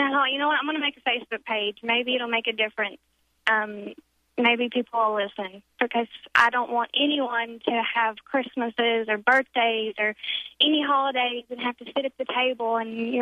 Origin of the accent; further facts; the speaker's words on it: Pine Bluff, Arkansas, United States; also born or lived in Jonesboro, Arkansas; I'm from Pine Bluff, Arkansas, and I was going to school in Jonesboro, Arkansas, mm-hmm. which is about 2.5 hours from my hometown